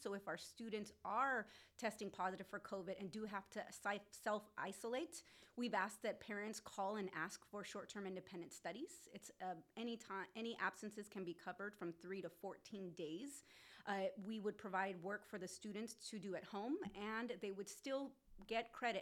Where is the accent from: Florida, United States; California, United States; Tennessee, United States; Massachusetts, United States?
California, United States; Whittier; I was born and raised in Whittier